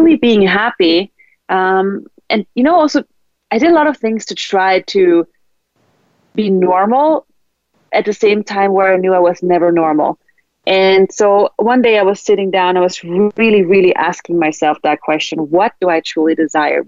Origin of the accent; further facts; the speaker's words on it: Austria; English is a second language; moved away as an adult; also born or lived in Sweden; I was brought up in Austria